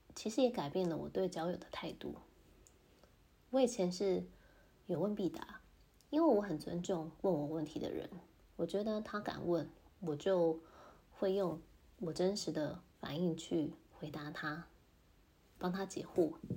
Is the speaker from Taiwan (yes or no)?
yes; Taiwan; 虽然我是台湾人